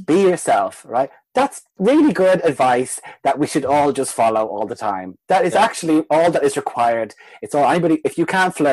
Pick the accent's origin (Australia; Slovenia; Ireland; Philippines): Ireland; as Irish people